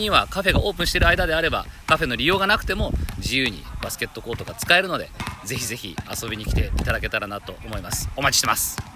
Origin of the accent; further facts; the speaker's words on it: Toyokawa, Aichi, Japan; 愛知県豊川市に、僕の地元なんですが